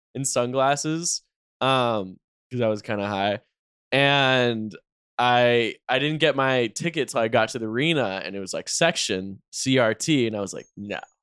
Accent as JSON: {"language": "English", "region": "North Carolina", "country": "United States", "said": "I'm from North Carolina"}